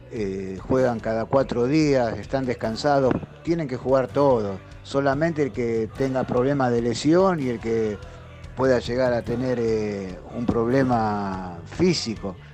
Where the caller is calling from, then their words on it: Mataderos, Buenos Aires, Argentina; Hola, buen día muchachos. Soy … de Matadero.